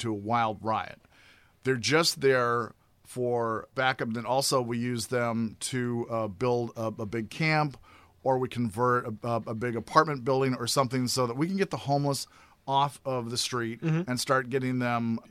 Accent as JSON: {"language": "English", "town": "Grand Forks", "region": "North Dakota", "country": "United States", "tie": "born or raised there", "said": "my hometown in Grand Forks, North Dakota"}